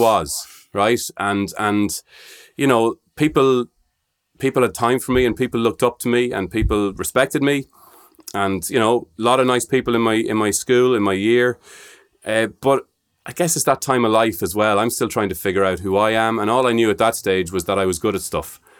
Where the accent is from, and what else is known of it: Sligo, Connacht, Ireland; born or raised there